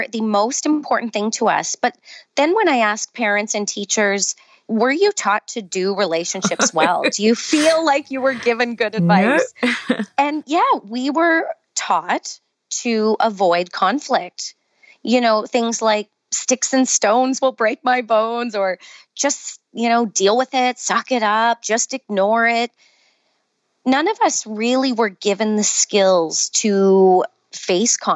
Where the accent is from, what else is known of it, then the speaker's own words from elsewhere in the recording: Canada; accent: Canadian; moved away; also born or lived in Calgary, Alberta, Canada; I'm a teacher, and noticed when I was teaching back in Calgary, Alberta, Canada, my Canadian accent, I'm sure, is shining through